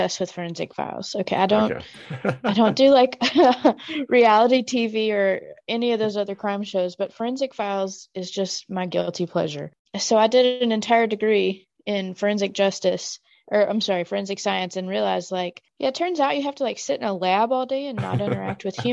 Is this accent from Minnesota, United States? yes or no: no; Mississippi, United States; moved away as an adult; now in Chattanooga, United States; I grew up in Mississippi, kind of in a good bit of poverty